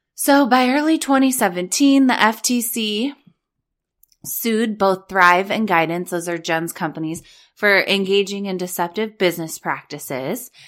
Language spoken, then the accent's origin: English; Orange County, California, United States; also born or lived in Los Angeles; I was born and raised in Orange County. I lived at the beach. I lived in L